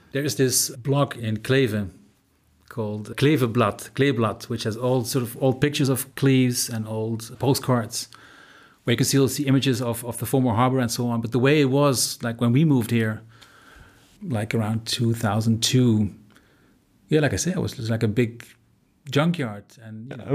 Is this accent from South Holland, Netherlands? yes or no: no; Eindhoven, North Brabant, Netherlands; moved away as an adult; also born or lived in Nijmegen; now in Germany; I grew up in the Netherlands, in a place called Eindhoven, which is a little bit more to the south. I moved with my parents to Nijmegen when I was sixteen